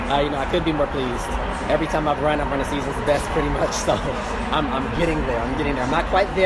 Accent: United States; I feel like as an American

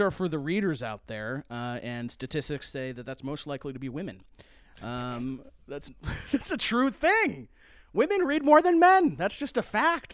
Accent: United Kingdom; now in United States; as a British person coming to the United States

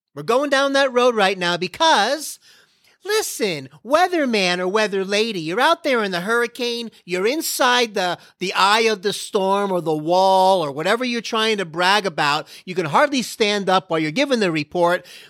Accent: Florida, United States; now in Dallas, United States; I'm from Florida

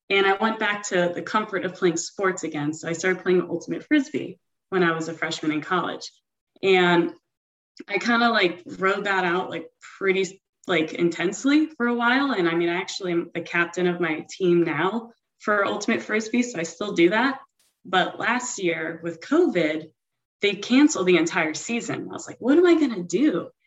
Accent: Broward County, South Florida, United States; I'm 30 years old, and I'm from South Florida in the Broward County area.

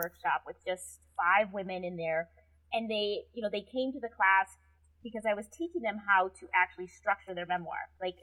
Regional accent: Wisconsin, United States; I'm from Wisconsin. We say rummage sale.

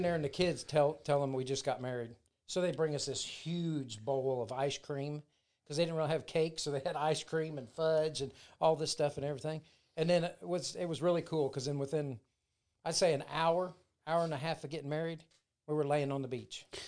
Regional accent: Selma, Indiana, United States; moved away as an adult; now in Florida, United States; I'm from Selma, Indiana.

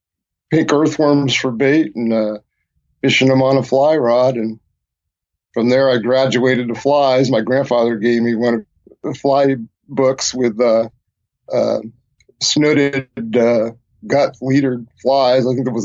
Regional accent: Massachusetts, United States; moved away; I grew up in Massachusetts partly, and on a lake.

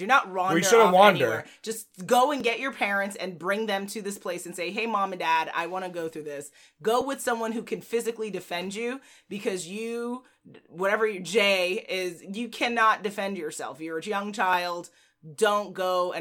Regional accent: Jamaica; I'm Jamaican

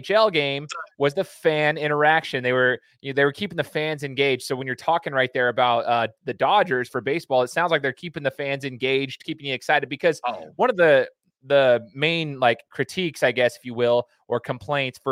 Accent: Treasure Valley, Idaho, United States; I was born and raised in the Treasure Valley

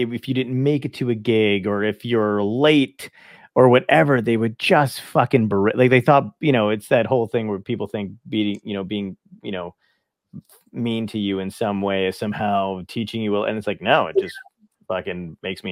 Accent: New Jersey, United States; also born or lived in Brooklyn, New York; I'm from Brooklyn. I grew up in New Jersey

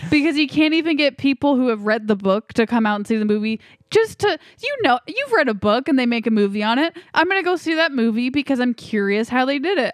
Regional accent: United States; I'm an American

